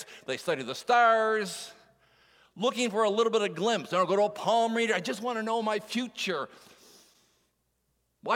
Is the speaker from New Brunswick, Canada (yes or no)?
yes; Moncton, New Brunswick, Canada; moved away; I'm from Moncton, New Brunswick, is where I would be born